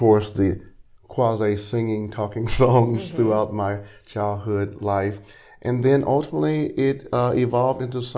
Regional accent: Little Rock, Arkansas, United States; also born or lived in Beedeville, Arkansas; I was raised in Little Rock. I'm a product of the Arkansas school system

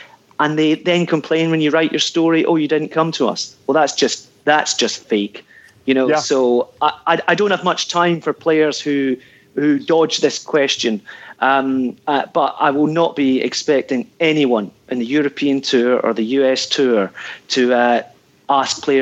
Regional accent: Ayrshire, Scotland, United Kingdom; moved away; I'm from Ayrshire originally

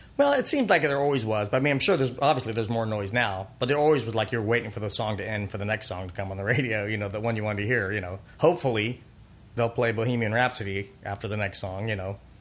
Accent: Pompano Beach, Florida, United States; also born or lived in Fort Lauderdale, Florida / Ocala, Florida; I grew up in Pompano Beach, Fort Lauderdale area, adjacent Deerfield Beach, mm-hmm. and uh, yeah, South Florida

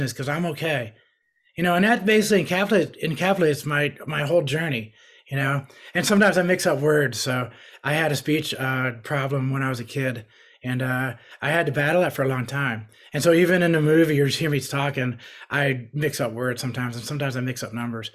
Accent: New York, United States; I grew up in New York.

